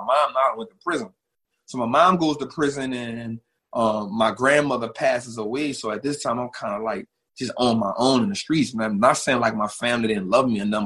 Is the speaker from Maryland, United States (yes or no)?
no; New Orleans, Louisiana, United States; I'm from New Orleans. Born and raised